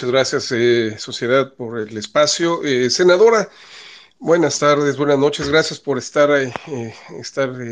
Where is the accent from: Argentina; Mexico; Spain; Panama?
Mexico; yo voy a hacerle la pregunta a título personal como mexicano. Ya somos casi 38 millones en el extranjero